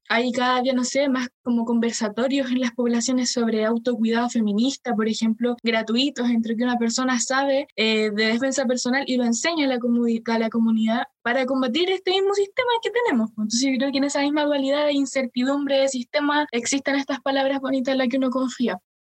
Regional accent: Chile; como chilenos, yo creo que tenemos una, memoria corta

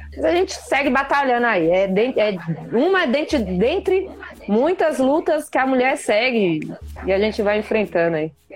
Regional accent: São Paulo, Brazil; sou de Taipas

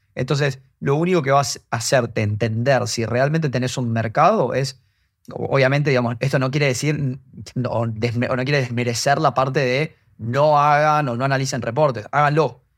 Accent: Argentina; por mi acento se darán cuenta, soy argentino

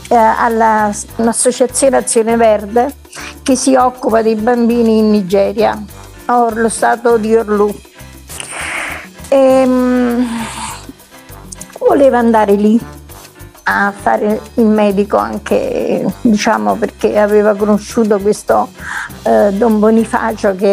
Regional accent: Naples, Campania, Italy; moved away as an adult; now in Messina, Italy; No, io sono napoletana, di origini siciliane da parte di, di padre, eh, però diciamo sono, ormai sono 39 anni che sono qua da quando mi sono sposata nell'81.

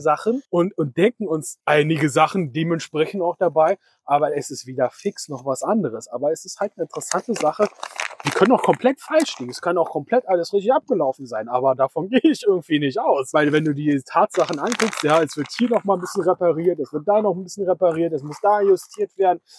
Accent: Berlin, Germany; Wir kommen hier aus Berlin-Spandau, ja, also mehr aus Spandau als aus Berlin

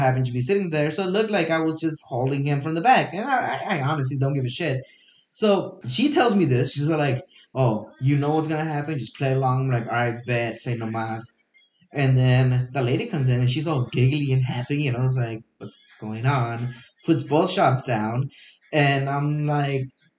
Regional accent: Glendale, California, United States; I was born in Glendale

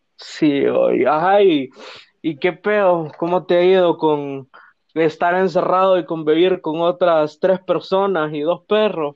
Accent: Tegucigalpa, Francisco Morazán, Honduras; somos de aquí de Teus, pero vivimos en zonas ahí medio peligrosías

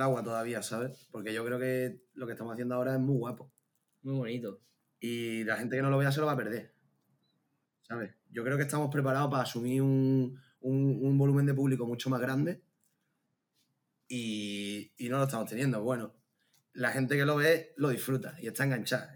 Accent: a village near Seville, Andalusia, Spain; moved away as an adult; now in Gran Canaria, Spain; cuando te metes en mi pueblo se ven bastante bien

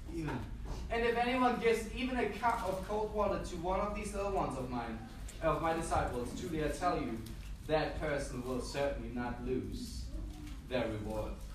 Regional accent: Germany; moved away as an adult; also born or lived in Peru / Hamburg, Germany / Australia; the first time when, that I moved from Germany was when I was 19 years old

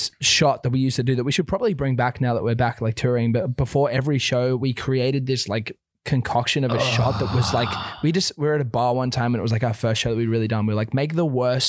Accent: Australia; moved away; We're Australian.

